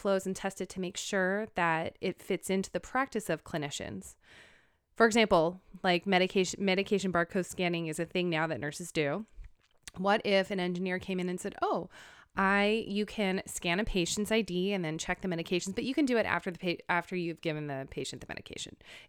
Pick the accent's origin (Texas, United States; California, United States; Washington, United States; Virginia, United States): California, United States; Manhattan Beach; So I grew up in Manhattan Beach, California. I'm the oldest of four.